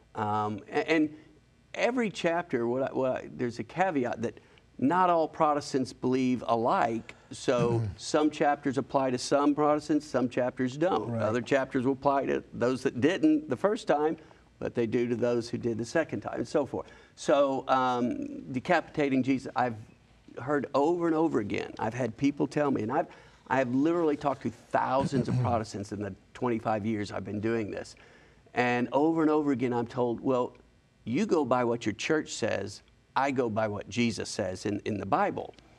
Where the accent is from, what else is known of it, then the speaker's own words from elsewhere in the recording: Huntsville, Alabama, United States; now in Birmingham, United States; I'm from Huntsville